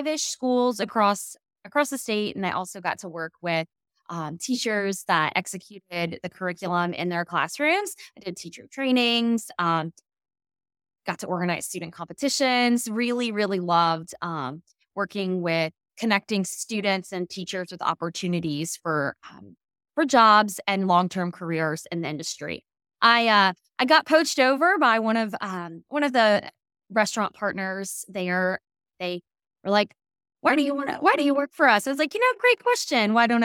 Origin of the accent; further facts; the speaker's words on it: Louisiana, United States; also born or lived in Mississippi; I'm from Louisiana originally. Grew up here for the most part of my life, a short living overseas for my dad's job